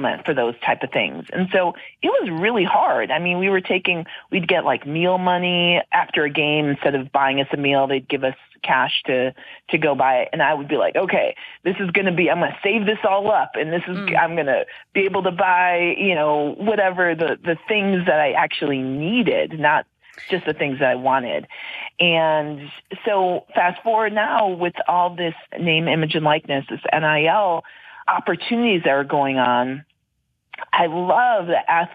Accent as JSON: {"language": "English", "region": "Wisconsin", "country": "United States", "tie": "born or raised there", "said": "I'm from Wisconsin. So if somebody's from my area where I grew up"}